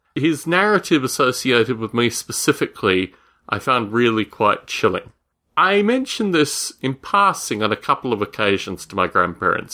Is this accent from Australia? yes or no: yes; Australia; Growing up in Australia, I would spend my summer holidays with my grandparents